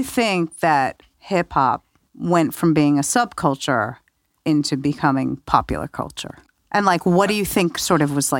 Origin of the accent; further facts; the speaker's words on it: New York, United States; It's very different for me because I grew up in New York.